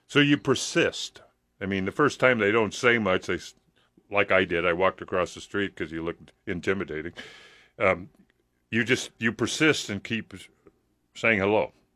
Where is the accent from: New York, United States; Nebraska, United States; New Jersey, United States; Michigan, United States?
Nebraska, United States; Hampton; now in Lincoln, United States; when I grew up in Hampton